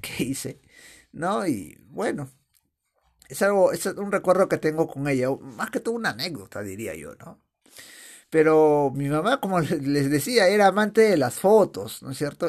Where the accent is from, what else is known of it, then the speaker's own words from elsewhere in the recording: Chosica, Lima, Peru; also born or lived in Aija, Áncash, Peru (birthplace); yo cuando era niño vivía en Chosica